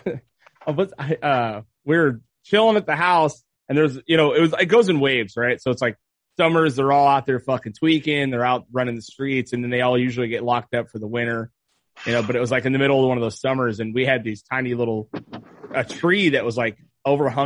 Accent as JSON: {"language": "English", "town": "Ventura", "region": "California", "country": "United States", "tie": "born or raised there", "said": "Montalvo is not the most dangerous fucking neighborhood"}